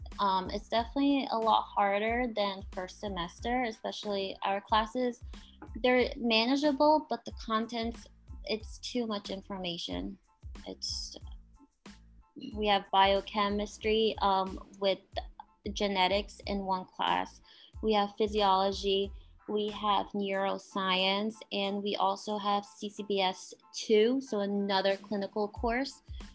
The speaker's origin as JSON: {"language": "English", "region": "New England", "country": "United States", "said": "I'm from New England, and here winters are brutal."}